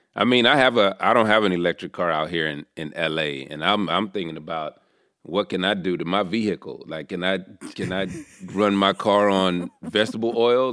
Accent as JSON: {"language": "English", "region": "the South", "country": "United States", "said": "I'm from the South"}